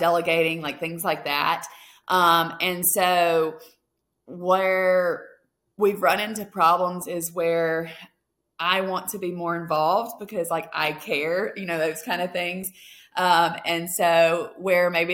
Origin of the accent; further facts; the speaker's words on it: Mississippi, United States; now in Alaska, United States; I'm originally from Mississippi